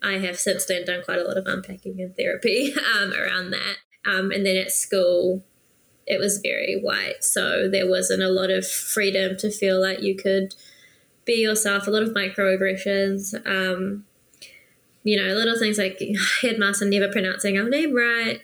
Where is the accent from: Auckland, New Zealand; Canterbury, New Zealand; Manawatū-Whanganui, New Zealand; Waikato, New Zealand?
Auckland, New Zealand; also born or lived in Philippines / Singapore; my mum and I moved here to New Zealand at 2.5